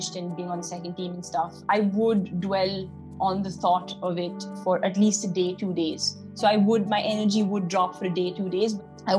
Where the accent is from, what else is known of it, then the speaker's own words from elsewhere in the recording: Delhi, India; moved away as an adult; I'm from Delhi